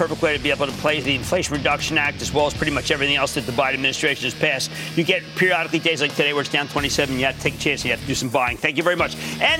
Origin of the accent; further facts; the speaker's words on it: New Jersey, United States; I need to go right now to Craig in my home state of New Jersey.